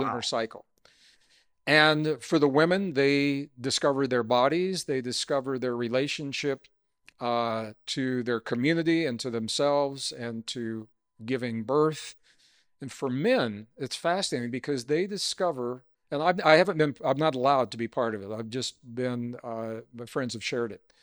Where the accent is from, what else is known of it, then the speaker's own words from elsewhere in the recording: Missouri, United States; I grew up in Missouri